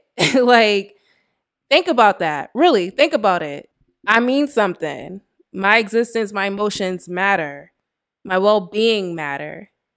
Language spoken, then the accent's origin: English; United States